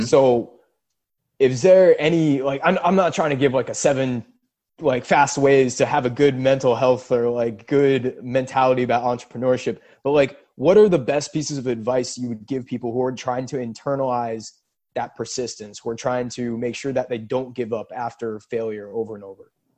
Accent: Seattle, Washington, United States; for us growing up in Seattle

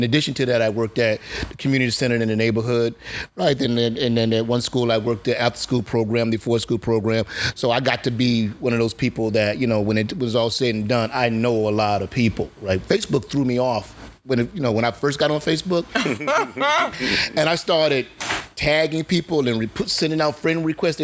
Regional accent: Eatonville, Florida, United States; We grew up in Eatonville, the oldest black incorporated town in America

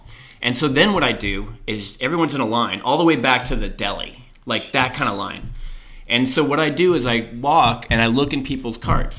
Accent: Florida, United States; So I'm from Florida.

